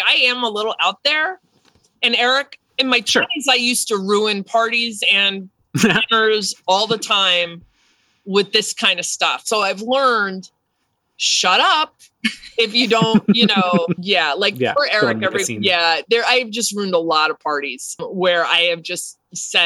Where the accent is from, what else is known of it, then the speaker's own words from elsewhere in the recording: New Jersey, United States; growing up in New Jersey